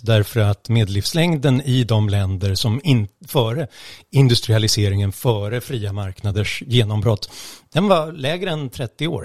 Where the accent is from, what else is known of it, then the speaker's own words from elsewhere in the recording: Stockholm, Stockholm County, Sweden; jag är stockholmare